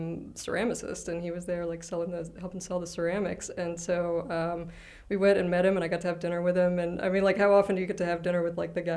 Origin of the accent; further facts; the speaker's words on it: North Carolina, United States; also born or lived in Atlanta; I'm technically a South Carolina, I guess. Right. But then I grew up in North Carolina, but then we moved to Atlanta, but then we moved back to South Carolina.